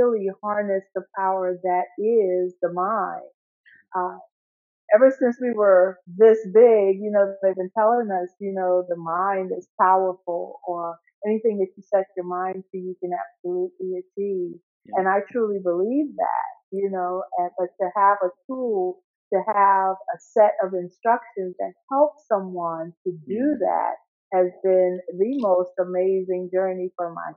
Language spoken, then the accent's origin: English; Guyana; now in United States; I'm living in the United States, but I was born in South America, in Guyana.